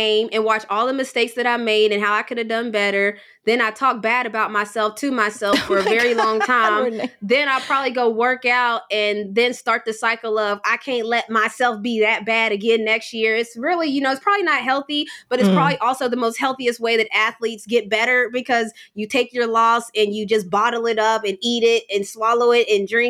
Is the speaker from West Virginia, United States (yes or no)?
yes; West Virginia, United States; It's so close to home. I'm, you know, we're from West Virginia.